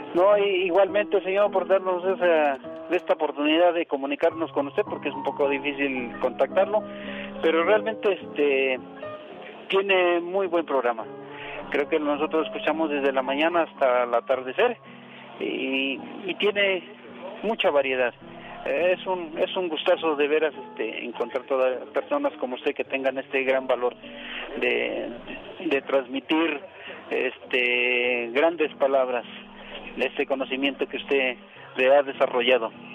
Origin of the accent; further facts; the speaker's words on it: Mexico City, Mexico; yo soy de la Ciudad de México. Ajá. Y aquí, ahí acá vivo